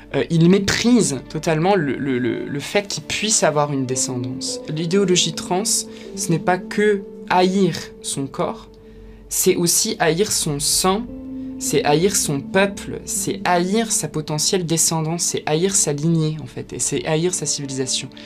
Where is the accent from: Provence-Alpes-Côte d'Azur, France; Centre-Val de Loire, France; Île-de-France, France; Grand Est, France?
Grand Est, France; Ardennes; moved away as an adult; now in Paris, France; je viens des Ardennes à la base. En 2017 je suis arrivé à Paris